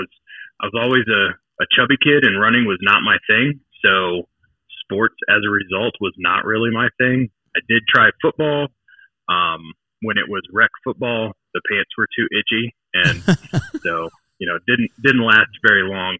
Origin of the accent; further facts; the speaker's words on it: King George, Virginia, United States; also born or lived in Fredericksburg, Virginia; I was born in Fredericksburg. I grew up in King George, which is about half an hour east of Fredericksburg